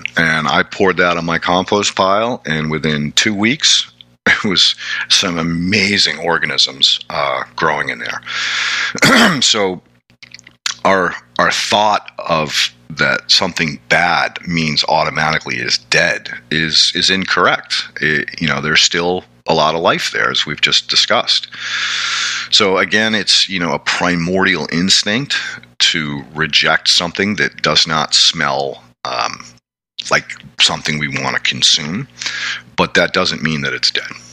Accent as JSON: {"language": "English", "region": "New England", "country": "United States", "said": "I come from New England"}